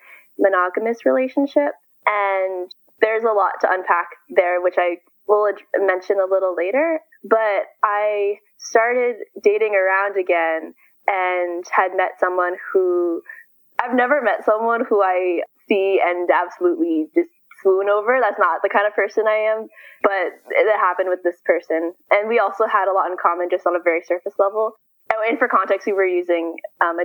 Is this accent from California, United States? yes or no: yes; San Francisco, California, United States; I am from San Francisco. But I'm currently in college in Southern California